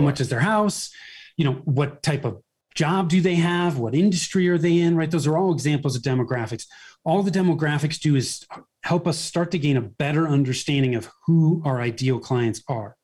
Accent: Bay Area, Northern California, United States; born or raised there; moved away as an adult; now in Denver metro area, United States

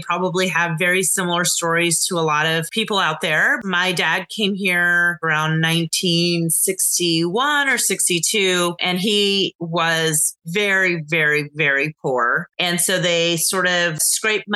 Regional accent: Dallas, Texas, United States; moved away; I'm originally from Dallas. So for me, it was really exciting that the World Conference was being held in my hometown. And so I was excited to be able to come home

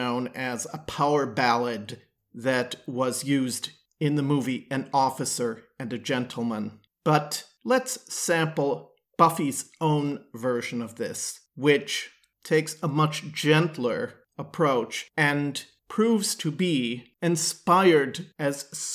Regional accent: Wisconsin, United States; in Kenosha, in my home state of Wisconsin

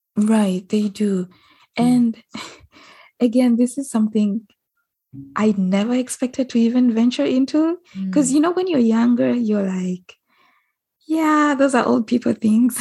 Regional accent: Uganda; I might be Ugandan

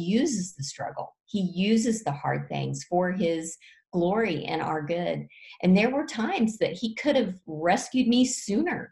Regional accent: Fort Worth, Texas, United States; my husband and I were downtown Fort Worth in my hometown

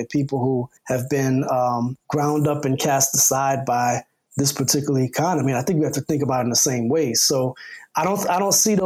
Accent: Louisiana, United States; now in Chicago, United States; I grew up in Louisiana

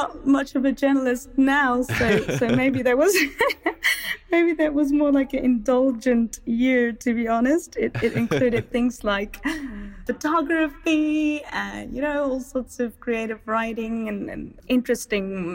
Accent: Stellenbosch, Western Cape, South Africa; I grew up in Stellenbosch

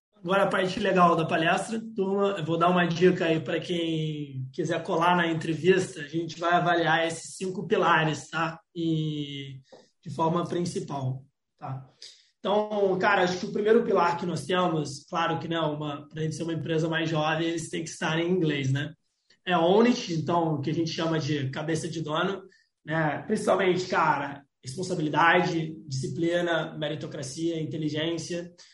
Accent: Florianópolis, Santa Catarina, Brazil; Eu sou de Florianópolis, Santa Catarina.

